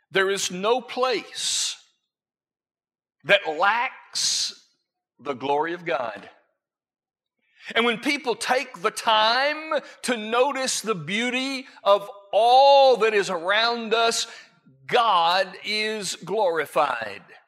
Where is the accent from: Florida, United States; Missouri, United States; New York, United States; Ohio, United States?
Florida, United States; I grew up in Florida